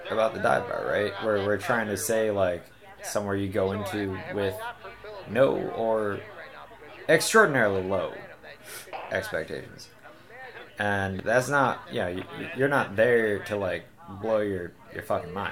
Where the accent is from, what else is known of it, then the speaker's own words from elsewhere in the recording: Tonawanda, New York, United States; I grew up over on Broad Street, and when I was 18, I, I moved out and fucking lived all over Western New York. And now I bought a house back around the corner.